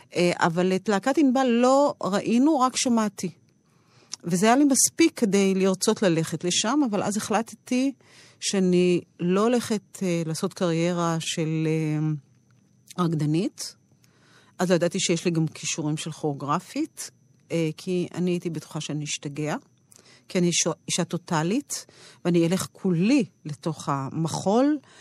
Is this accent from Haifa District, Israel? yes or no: no; Rehovot, Central District, Israel; אני גדלתי ברחובות